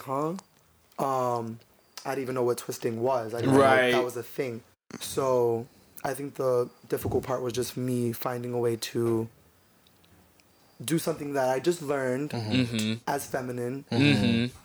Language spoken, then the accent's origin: English; New York City, New York, United States; I was raised by nothing but females in Harlem